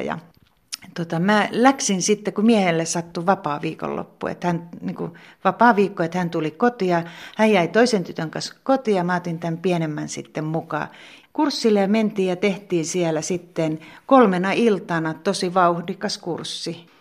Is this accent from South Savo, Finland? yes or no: yes; Pertunmaa, South Savo, Finland; moved away as an adult; also born or lived in Kotka / Helsinki; now in Joutsa, Finland; Mä oon syntynyt Kotkassa, mutta mä oon ollut pieni tyttö, kun me on muutettu Pertunmaalle, eli ihan tähän viereiseen pitäjään.